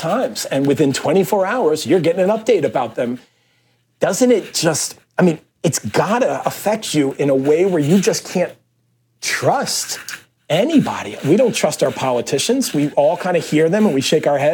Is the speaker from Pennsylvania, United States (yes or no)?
yes; Philadelphia, Pennsylvania, United States; I was raised in Philadelphia